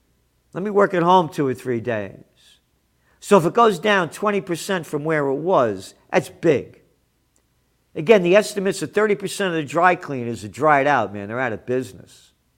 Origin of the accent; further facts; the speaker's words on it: United States; I'm an American.